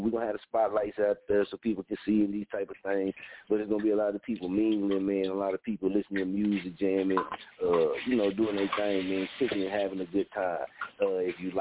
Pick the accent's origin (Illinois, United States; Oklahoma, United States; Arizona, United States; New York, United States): Oklahoma, United States; also born or lived in Wichita, Kansas; This is my hometown